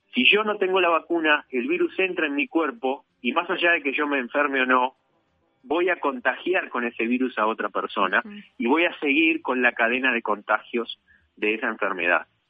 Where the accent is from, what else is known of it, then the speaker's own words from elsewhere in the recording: Uruguay; en mi país